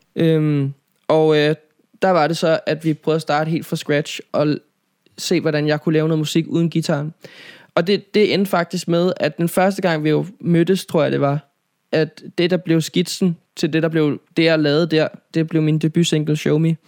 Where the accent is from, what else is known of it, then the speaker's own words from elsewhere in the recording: Nivå, Capital Region of Denmark, Denmark; also born or lived in Copenhagen; jeg er opvokset, øh, nord for København, i en by, der hedder Nivå